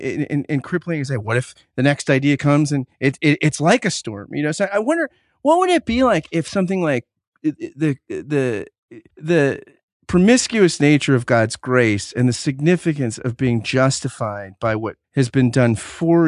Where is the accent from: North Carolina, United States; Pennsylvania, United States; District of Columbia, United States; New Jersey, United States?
New Jersey, United States; I grew up in New Jersey.